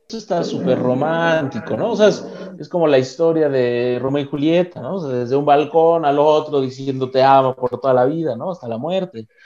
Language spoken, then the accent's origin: Spanish; Mexico; de donde yo vengo